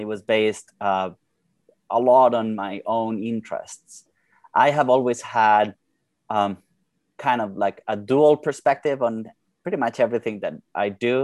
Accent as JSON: {"language": "English", "region": "Bogotá", "country": "Colombia", "moved": "as an adult", "lives_now": "United States", "said": "I'm from originally from Bogota, Colombia, where I did my undergrad"}